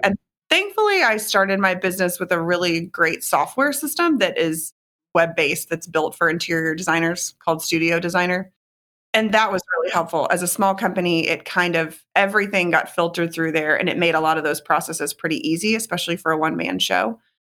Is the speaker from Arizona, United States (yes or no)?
no; Houston, Texas, United States; moved away as an adult; also born or lived in New York / Connecticut; moved back to my hometown of Houston in twenty twelve